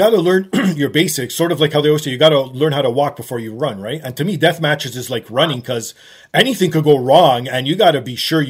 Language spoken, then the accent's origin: English; Canada; me, as being a Canadian